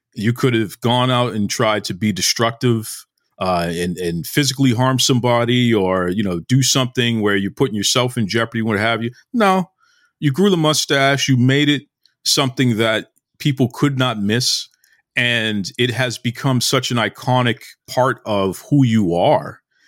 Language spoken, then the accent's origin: English; Boston, Massachusetts, United States; I'm born and raised in Boston, been here my whole life, right? So I'm a black man in America. Grew up in the 80s.